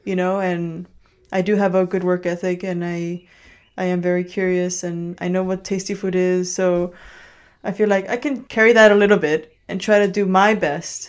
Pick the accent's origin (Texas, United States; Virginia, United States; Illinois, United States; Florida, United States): Illinois, United States; Chicago; first language Spanish; English is a second language; moved away as an adult; also born or lived in New York; now in Copenhagen, Denmark; I grew up in Chicago.